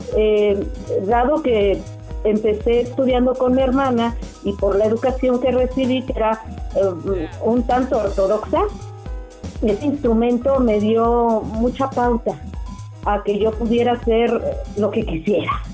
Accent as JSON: {"language": "Spanish", "region": "Mexico City", "country": "Mexico", "tie": "born or raised there", "said": "Yo nací en la Ciudad de México"}